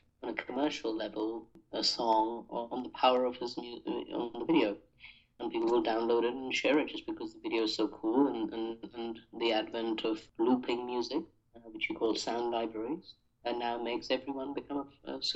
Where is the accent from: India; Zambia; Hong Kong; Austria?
India; growing up in India